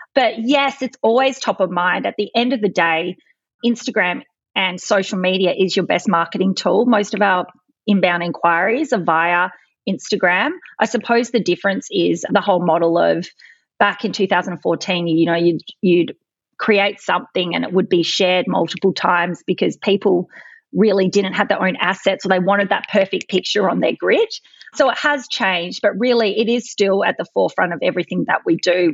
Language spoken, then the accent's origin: English; Adelaide, South Australia, Australia; I'm from Adelaide